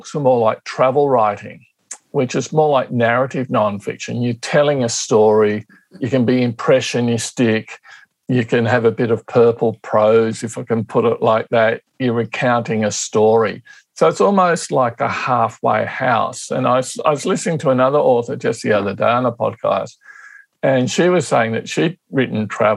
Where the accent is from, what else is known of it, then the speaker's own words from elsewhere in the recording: Canberra, Australian Capital Territory, Australia; also born or lived in Tasmania; But I've lived most of my life in Canberra. I grew up here